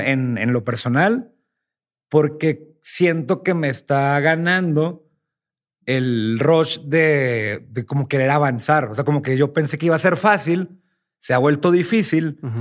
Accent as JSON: {"language": "Spanish", "region": "Sinaloa", "country": "Mexico", "also_born_or_lived": "Houston, United States / Los Mochis", "moved": "as an adult", "said": "yo soy de Sinaloa."}